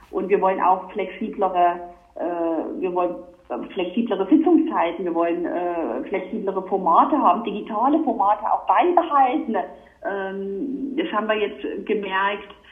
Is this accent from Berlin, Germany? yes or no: no; Vogtland, Saxony, Germany; War dann Vorsitzende der Jungen Union im Vogtland in meiner Heimatregion